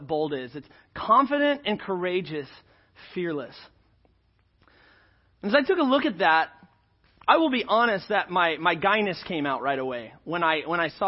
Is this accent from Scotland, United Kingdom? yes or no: yes; Scotland, United Kingdom; I'm Scottish